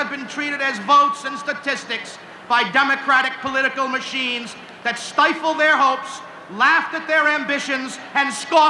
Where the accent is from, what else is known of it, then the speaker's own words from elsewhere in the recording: Providence, Rhode Island, United States; many of us who are proud that we come from Federal Hill in Providence